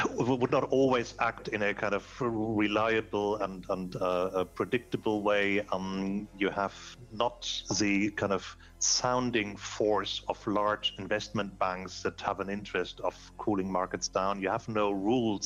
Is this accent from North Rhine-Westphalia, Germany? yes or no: no; Hamburg, Germany; I'm here in Hamburg, which is my my, my hometown, Hamburg, Germany